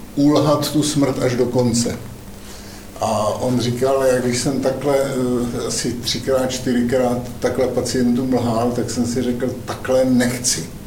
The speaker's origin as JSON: {"language": "Czech", "town": "Zábřeh", "region": "Olomouc Region", "country": "Czechia", "said": "sám jsem z Zábřeha"}